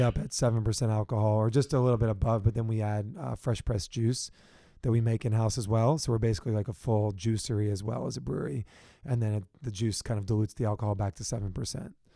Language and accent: English; Richmond, Virginia, United States; moved away as an adult; also born or lived in South Carolina / Washington, D.C.; now in San Diego, United States; I'm from originally from Richmond, Virginia.